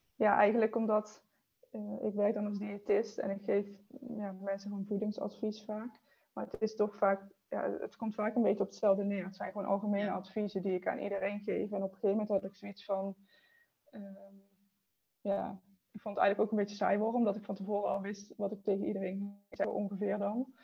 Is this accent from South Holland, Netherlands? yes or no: no; Eindhoven, North Brabant, Netherlands; ik kom uit Eindhoven